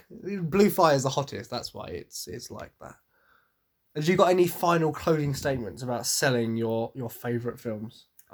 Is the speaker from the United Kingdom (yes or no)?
yes; England, United Kingdom; So am I, but I know that Vikings are really called Hingadingas.